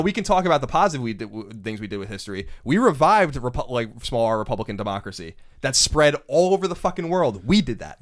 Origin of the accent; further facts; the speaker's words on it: United States; being an American